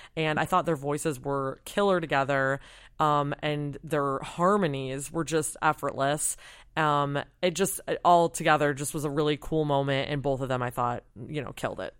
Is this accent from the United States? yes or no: yes; Michigan, United States; moved away; I'm from Michigan and was home for Christmas